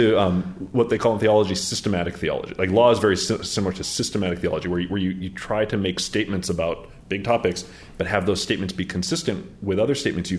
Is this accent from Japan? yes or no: yes; Japan; born there; in the year that I was born in Japan, 1973 in Japan